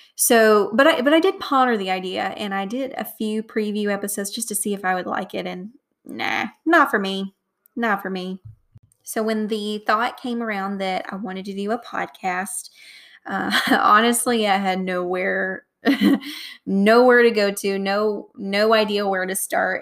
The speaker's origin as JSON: {"language": "English", "region": "the South", "country": "United States", "accent": "Southern", "said": "my Southern accent."}